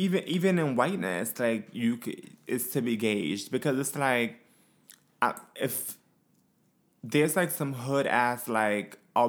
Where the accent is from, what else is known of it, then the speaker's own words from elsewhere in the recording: Brooklyn, New York, United States; I'm from Brooklyn.